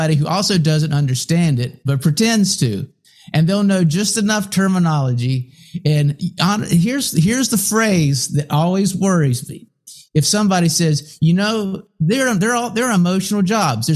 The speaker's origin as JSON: {"language": "English", "country": "United States", "first_language": "English", "said": "I don't speak another language, and I'm American, I only speak English"}